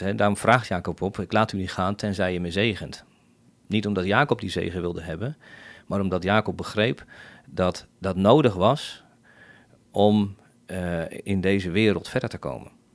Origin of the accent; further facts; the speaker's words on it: The Hague, South Holland, Netherlands; moved away as an adult; now in Bodegraven, Netherlands; zelf kom ik eh, in ieder geval getogen in, in Scheveningen